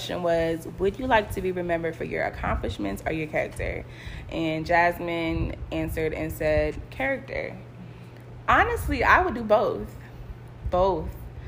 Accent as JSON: {"language": "English", "town": "Orlando", "region": "Florida", "country": "United States", "tie": "born or raised there", "also_born_or_lived": "Brooklyn, New York / Long Island, New York", "said": "Yes, I was born in Brooklyn. Mm-hmm. Partially raised in Long Island, and then moved to Orlando."}